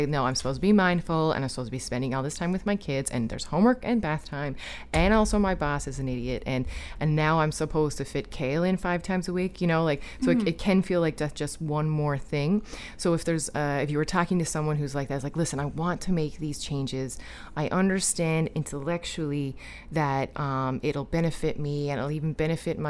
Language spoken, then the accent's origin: English; Newfoundland and Labrador, Canada; I'm from Newfoundland